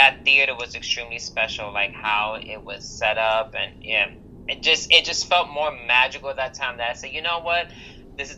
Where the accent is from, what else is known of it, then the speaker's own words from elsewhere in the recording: New York City, New York, United States; grown up in New York